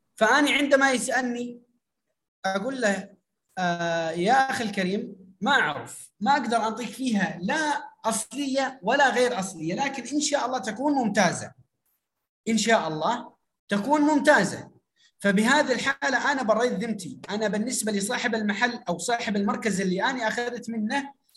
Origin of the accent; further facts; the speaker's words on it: Syria; now in Iraq; انا من سوريا ومقيم في العراق